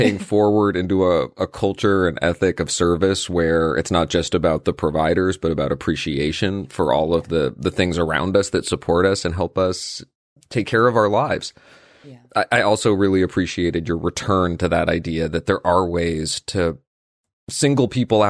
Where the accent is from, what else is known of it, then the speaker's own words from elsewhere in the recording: Brazil; English is a second language; Plus, the podcast has been an amazing resource for improving my English. I'm from Brazil